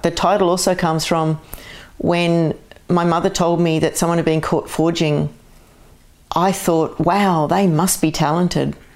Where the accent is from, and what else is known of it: Castle Hill, New South Wales, Australia; born or raised there; also born or lived in Glasgow, Scotland / Parramatta, Australia